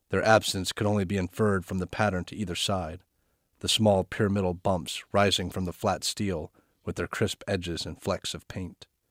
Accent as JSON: {"language": "English", "region": "North Carolina", "country": "United States", "tie": "born or raised there", "said": "my home state, North Carolina"}